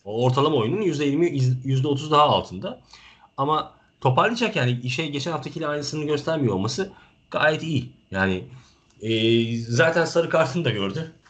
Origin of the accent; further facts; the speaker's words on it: Turkey; Ben tabii ki bir Türk evladı olarak